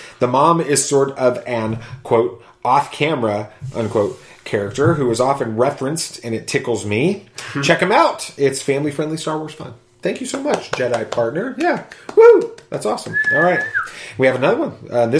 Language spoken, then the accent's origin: English; Australia; accent: Australian; Who, my Australian accent?